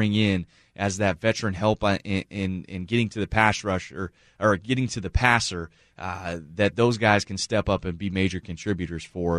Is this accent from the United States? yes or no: yes; Sammamish, Washington, United States; because I grew up in Sammamish